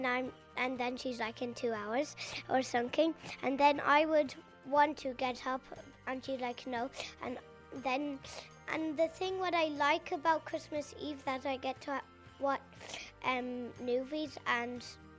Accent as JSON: {"language": "English", "town": "Ardrahan", "region": "Connacht", "country": "Ireland", "said": "I'm from Ardrahan"}